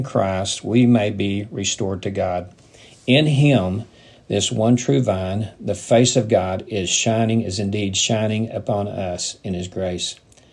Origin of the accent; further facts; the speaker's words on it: United States; as a person growing up in the Midwest, in the South